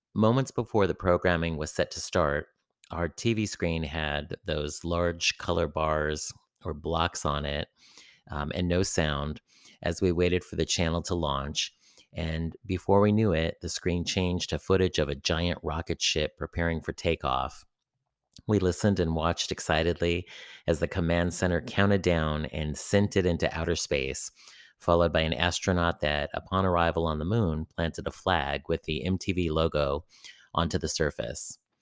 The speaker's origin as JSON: {"language": "English", "area": "San Francisco Bay Area", "region": "California", "country": "United States", "tie": "born or raised there", "said": "Growing up in the San Francisco Bay Area"}